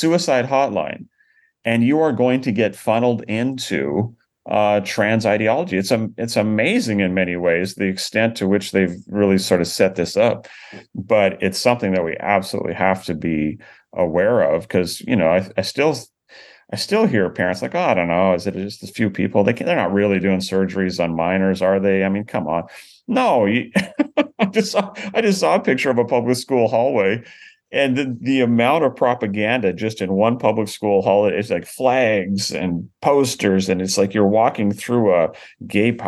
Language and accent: English; Canada; now in United States; I grew up in Canada